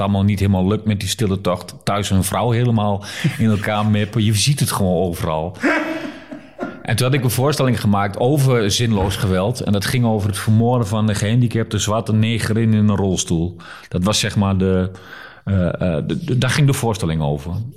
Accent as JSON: {"language": "Dutch", "country": "Netherlands", "also_born_or_lived": "Nijmegen", "said": "als Nederlander"}